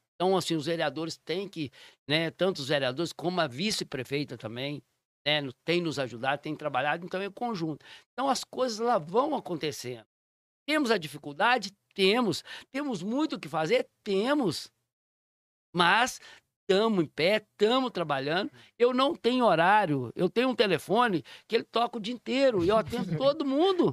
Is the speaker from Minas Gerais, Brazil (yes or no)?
yes; Raposos, Minas Gerais, Brazil; also born or lived in Sabará; minha mãe veio do interior, meu pai do interior, sem estudo, sobrevivemos aqui